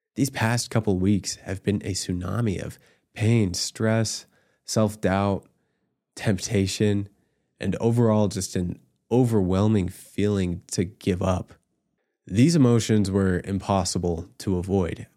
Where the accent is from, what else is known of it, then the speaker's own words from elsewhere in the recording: Utah, United States; also born or lived in Virginia / Scotland / Ireland; I was born in Virginia, raised in Utah, and served in Scotland and Ireland.